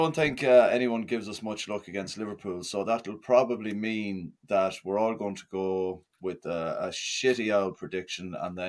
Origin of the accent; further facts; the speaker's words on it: Mayo, Connacht, Ireland; I'm from Tip. Born and raised in Mayo.